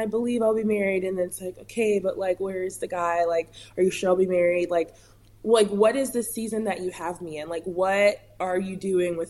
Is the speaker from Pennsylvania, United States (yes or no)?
no; California, United States; I'm from California